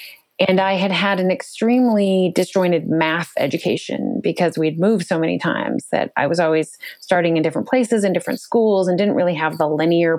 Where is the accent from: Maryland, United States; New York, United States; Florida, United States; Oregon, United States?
Oregon, United States; also born or lived in Western states; I actually I grew up in Oregon mostly, but a number of Western states, and moved many, many times with my family